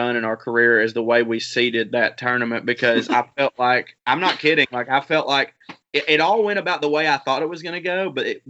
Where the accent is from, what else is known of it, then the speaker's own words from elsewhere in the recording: the South, United States; I'm a man from the South